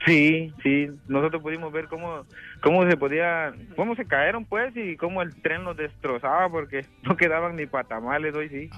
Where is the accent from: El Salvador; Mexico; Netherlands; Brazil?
El Salvador; moved away; Yo soy salvadoreño